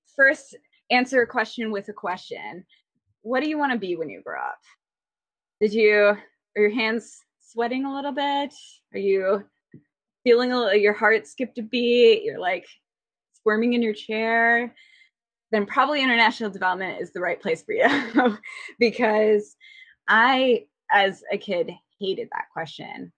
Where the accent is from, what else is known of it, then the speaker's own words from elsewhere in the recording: Midwest, United States; moved away; I'm originally from the Midwest where we're infamously informal